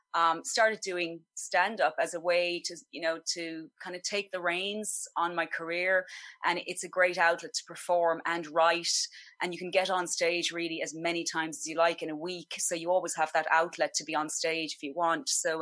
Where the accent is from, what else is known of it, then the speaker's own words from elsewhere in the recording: Ennis, Munster, Ireland; moved away as an adult; now in Los Angeles, United States; I'm actually originally from Ennis in County Clare. I've been living in LA for about 9 years now